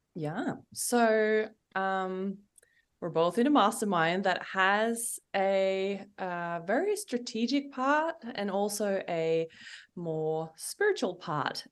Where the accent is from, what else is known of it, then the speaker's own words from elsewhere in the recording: Norway; moved away as an adult; I'm from Norway